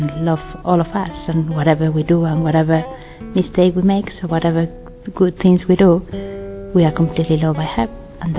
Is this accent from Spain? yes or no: yes; Spain; moved away; I'm from Spain.